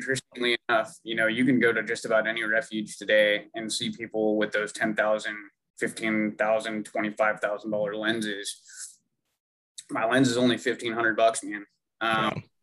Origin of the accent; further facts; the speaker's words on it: Philomath, Oregon, United States; also born or lived in Alaska; I grew up in Philomath. Actually, the first 8 years of my life, I was in Alaska.